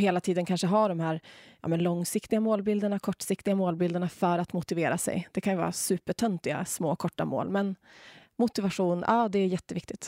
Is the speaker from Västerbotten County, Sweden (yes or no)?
yes; Umeå, Västerbotten County, Sweden; moved away as an adult; now in Åre, Sweden; Idag lever jag livet här i Åre jag är från Umeå ursprungligen